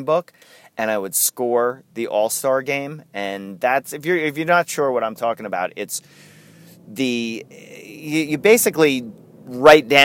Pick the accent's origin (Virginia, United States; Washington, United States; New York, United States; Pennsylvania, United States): New York, United States; growing up in New York